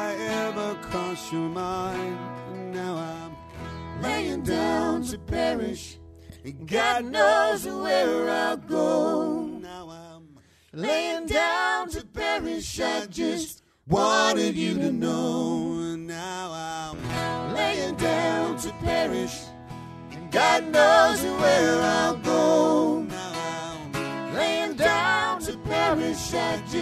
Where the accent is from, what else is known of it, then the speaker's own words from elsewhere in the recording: Petty Harbour, Newfoundland and Labrador, Canada; grown up in a place that's so unique